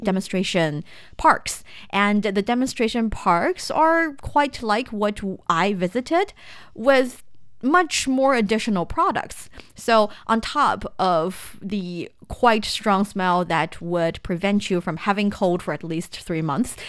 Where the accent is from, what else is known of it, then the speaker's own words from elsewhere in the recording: Shanxi, China; moved away; I am from Shanxi province. hometown I am so proud